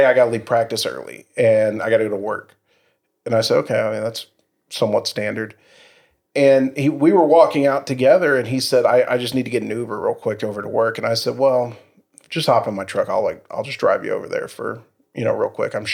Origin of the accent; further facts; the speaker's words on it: Irving, Texas, United States; I grew up in South Irving